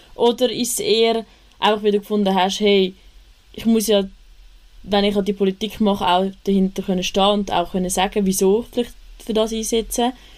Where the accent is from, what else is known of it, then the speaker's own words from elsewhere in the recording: Küsnacht, Zurich, Switzerland; ich komme auch aus Küsnacht